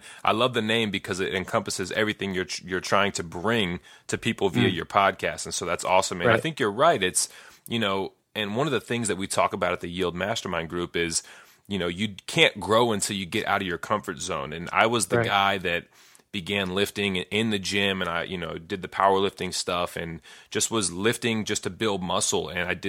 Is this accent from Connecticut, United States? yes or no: no; Las Vegas, Nevada, United States; also born or lived in Chicago; I grew up in Las Vegas, and fitness was good in Las Vegas. There's a lot of outdoor things to do. Then I moved to Chicago for school